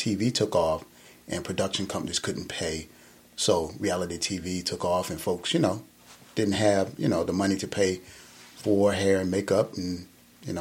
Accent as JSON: {"language": "English", "town": "Norfolk", "region": "Virginia", "country": "United States", "also_born_or_lived": "Los Angeles", "moved": "as an adult", "said": "I'm from Norfolk, Virginia"}